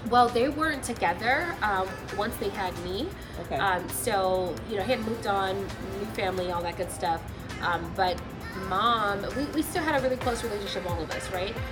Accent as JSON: {"language": "English", "region": "California", "country": "United States", "tie": "born or raised there", "moved": "yes", "lives_now": "Atlanta, United States", "said": "We're from California"}